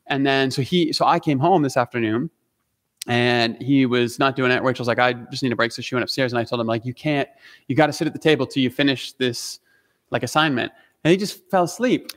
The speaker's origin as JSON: {"language": "English", "country": "Canada", "said": "I'm Canadian"}